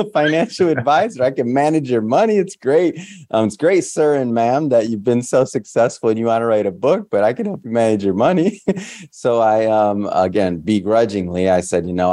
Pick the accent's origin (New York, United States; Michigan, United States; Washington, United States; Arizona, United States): Michigan, United States; Detroit; moved away as an adult; now in West Coast, United States; I'm a Michigander from Detroit, born and raised